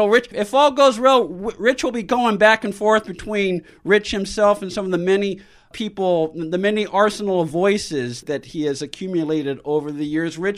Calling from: California, United States; I'm calling from Southern California, where the air quality has been awful because of the fires.

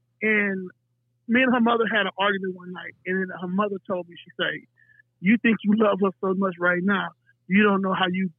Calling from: El Paso, Texas, United States; I'm calling from El Paso, Texas.

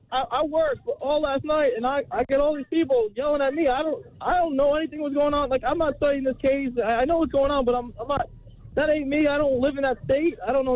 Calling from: Florida, United States; I'm calling from Florida.

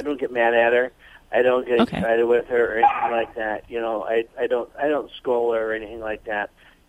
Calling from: Santa Maria, California, United States; From Santa Maria, California.

